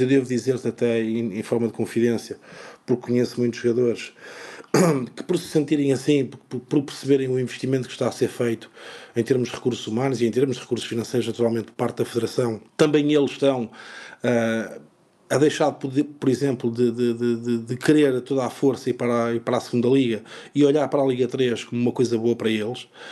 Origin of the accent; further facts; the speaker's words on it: São João da Madeira, Aveiro District, Portugal; eu comecei na Sejanense, portanto, eu nasci em São João da Madeira